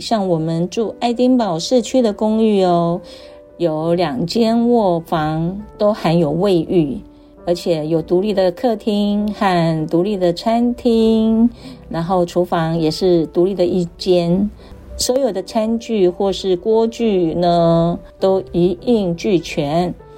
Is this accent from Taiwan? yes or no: yes; Taiwan; 我们台湾人真的很辛苦啊